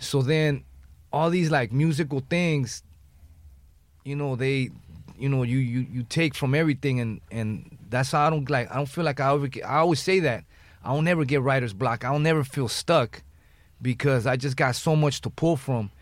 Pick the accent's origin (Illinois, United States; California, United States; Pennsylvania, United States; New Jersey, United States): California, United States; Los Angeles; I'm from the West Side